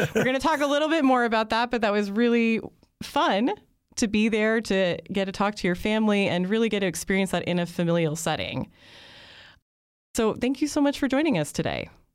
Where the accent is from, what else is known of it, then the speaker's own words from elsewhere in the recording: United States; as an American